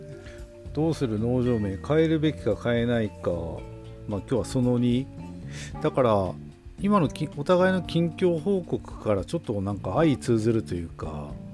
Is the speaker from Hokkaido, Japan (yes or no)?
yes; Tokachi, Hokkaido, Japan; 僕らのあの地元の北海道十勝